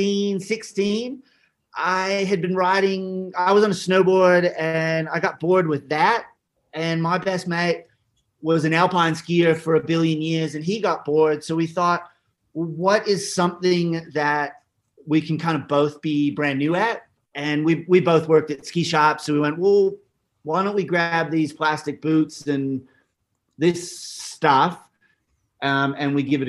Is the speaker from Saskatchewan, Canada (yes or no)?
no; Ontario, Canada; moved away as an adult; also born or lived in Squamish, British Columbia / Sun Peaks, British Columbia; now in Australia; I grew up in Ontario, kind of the middle. Everyone calls it the East, but middle of Ontario.